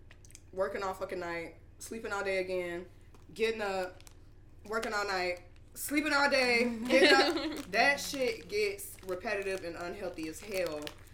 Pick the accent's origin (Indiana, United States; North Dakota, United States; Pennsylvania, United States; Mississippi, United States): Mississippi, United States; Biloxi; moved away as an adult; also born or lived in Florida; now in Atlanta, United States; Yeah, I'm from Mississippi. I'm from Biloxi. I'm from the east side of where I'm from. Mm-hmm. So, you know, I've been in Atlanta for about 5 years. I moved here from Florida.